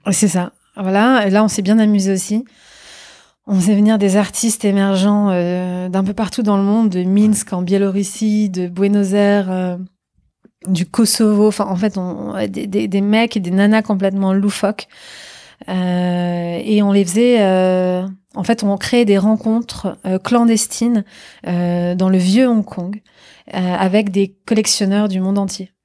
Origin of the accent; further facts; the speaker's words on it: Normandy, France; moved away as an adult; also born or lived in New York; now in Paris, France; c'est une région qui a vu naître mon père, où je suis né, où j'ai grandi, où j'ai tous mes amis